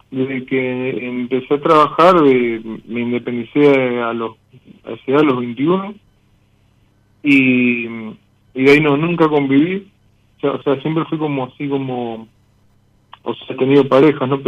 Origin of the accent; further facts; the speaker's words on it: Mendoza, Argentina; De Mendoza.